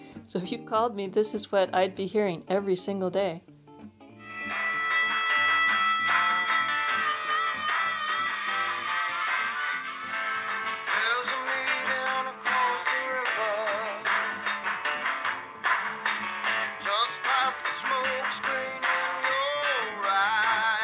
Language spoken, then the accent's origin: English; Tacoma, Washington, United States; moved away; I'm from Tacoma, Washington, and growing up there was fun in a lot of ways